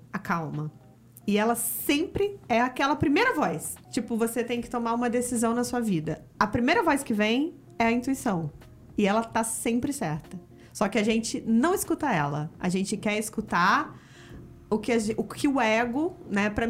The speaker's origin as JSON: {"language": "Portuguese", "region": "Rio de Janeiro", "country": "Brazil", "accent": "carioquês", "said": "eu sou do Rio, o Fernando é do Rio"}